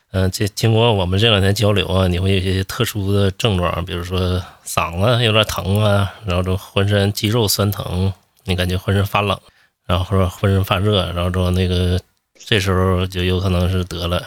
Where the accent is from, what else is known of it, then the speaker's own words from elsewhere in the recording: Northeast China, China; now in Beijing, China; 咱老家东北就是一遇到病就吃陶罐头哦